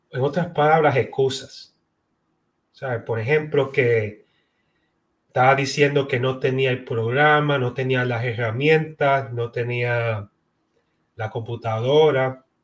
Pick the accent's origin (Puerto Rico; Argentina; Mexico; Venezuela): Puerto Rico; now in Florida, United States; que nací y fui criada en Puerto Rico y hoy en día resido en la Florida, en los Estados Unidos.